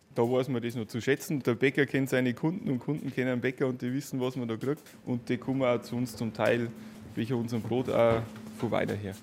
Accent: Schönhofen, Bavaria, Germany; bei uns in Schönhofen am Dorf

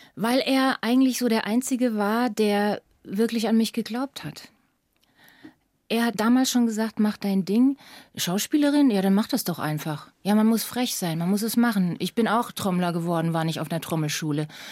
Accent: Lower Franconia, Bavaria, Germany; ich komme aus Unterfranken, aus einem kleinen, beschaulichen, schönen Dorf

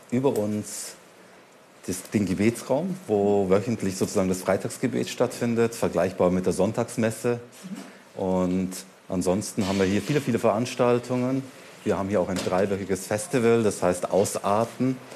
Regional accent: Munich, Bavaria, Germany; für mich, der sich selbstverständlich als Münchner versteht, ist es einfach ein Teil meiner Identität.

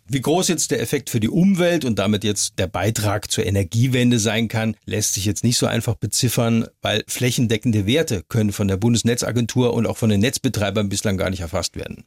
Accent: Heidelberg, Baden-Württemberg, Germany; in Heidelberg zum Beispiel, Baden-Württemberg, meiner Heimatstadt

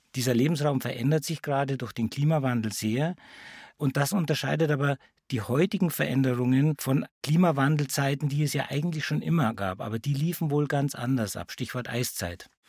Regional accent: Bavaria, Germany; bei uns in Bayern

